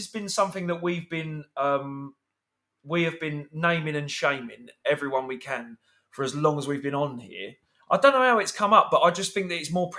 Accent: London, United Kingdom; I grew up in London.

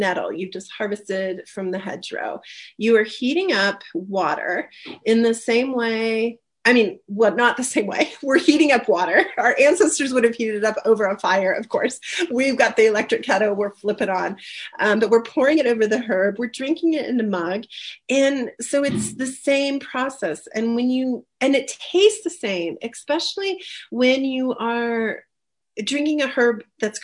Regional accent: rural Ohio, United States; now in Colorado, United States; where I grew up in Ohio, rural Ohio

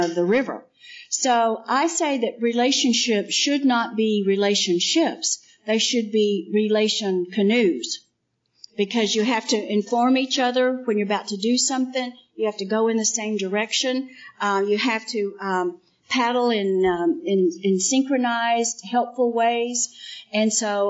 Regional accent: West Texas, United States; I grew up in West Texas, which was very flat

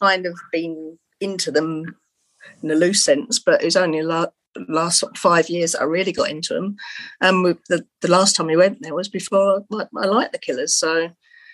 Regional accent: England, United Kingdom; accent: English; I've got an English accent

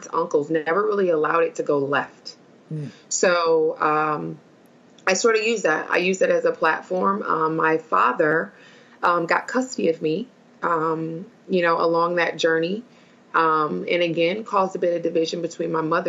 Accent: Milwaukee, Wisconsin, United States; I'm originally from Milwaukee, Wisconsin

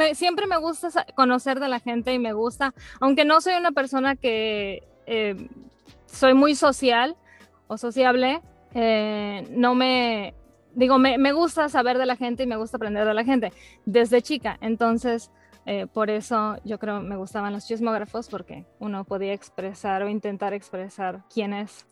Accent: Mérida, Yucatán, Mexico; now in Dallas, United States; ya tengo muchos años viviendo aquí en, Texas, pero soy originaria de Mérida, Yucatán

